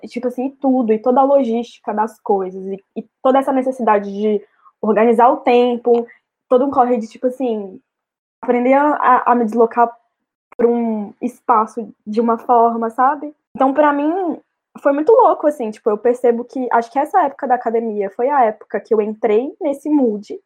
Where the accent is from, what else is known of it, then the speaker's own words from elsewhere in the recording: interior of Minas Gerais, Brazil; moved away; Eu venho de uma cidade do interior, de Minas Gerais